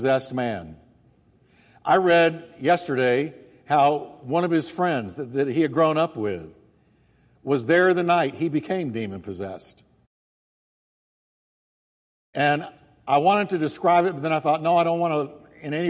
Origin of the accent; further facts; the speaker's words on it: United States; I'm an American